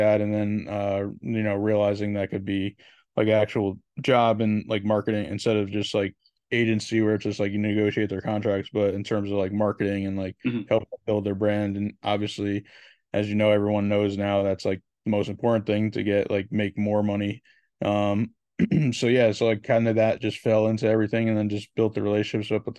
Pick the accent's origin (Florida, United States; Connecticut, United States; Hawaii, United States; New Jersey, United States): Connecticut, United States; I'm from Connecticut